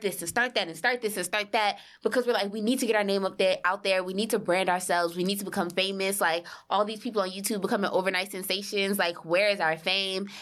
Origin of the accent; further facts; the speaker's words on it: New Orleans, Louisiana, United States; moved away as an adult; now in New York City, United States; I'm from New Orleans, moved to New York City for school